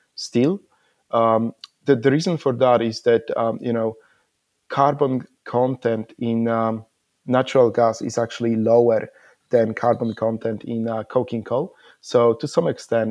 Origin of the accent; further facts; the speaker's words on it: Poland; also born or lived in Iceland; now in Perth, Australia; I'm originally from Poland, but I'm based in Perth, Australia